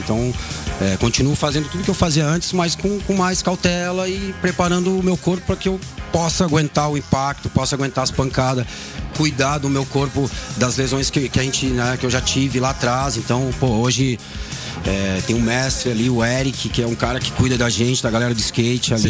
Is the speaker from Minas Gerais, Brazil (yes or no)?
no; São Leopoldo, Rio Grande do Sul, Brazil; moved away; also born or lived in Esteio / São Paulo; eu nasci em Esteio, mas já tá. um ano eu fui morar em São Leopoldo, que é uma cidade do lado da Grande